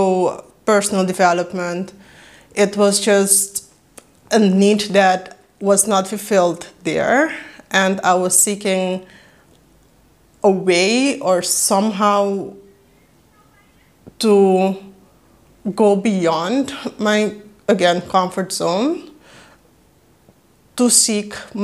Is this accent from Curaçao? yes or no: yes; Curaçao; first language Papiamento; English is a second language; now in Netherlands; I was born and raised in Curaçao. That makes me Judy Curaçao and a native Papiamento speaker, but currently I am living in the Netherlands